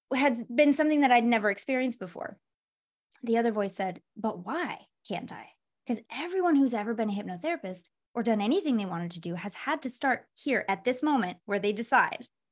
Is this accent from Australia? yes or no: no; Michigan, United States; I'm from Michigan, so there's a lot of, like, factories.